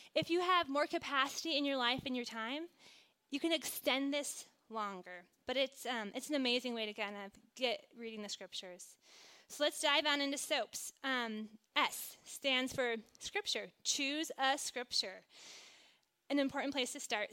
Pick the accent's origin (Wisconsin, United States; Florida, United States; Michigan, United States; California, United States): Wisconsin, United States; Green Bay; I grew up in Green Bay, Wisconsin